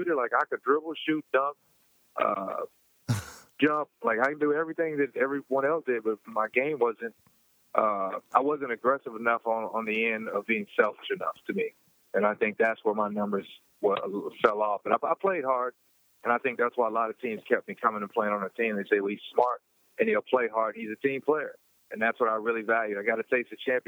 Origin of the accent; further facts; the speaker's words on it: Louisville, Kentucky, United States; my hometown, Louisville, Kentucky